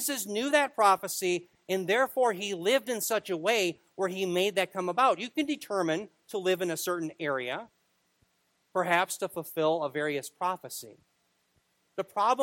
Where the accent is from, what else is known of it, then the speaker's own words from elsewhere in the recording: Minneapolis, Minnesota, United States; I was born in Minneapolis